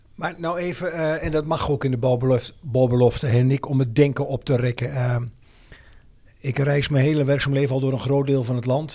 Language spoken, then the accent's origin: Dutch; Twente, Overijssel, Netherlands; now in Amersfoort, Netherlands; mijn roots liggen in Twente. Wonen dus alweer jaren met plezier in Amersfoort Oosten.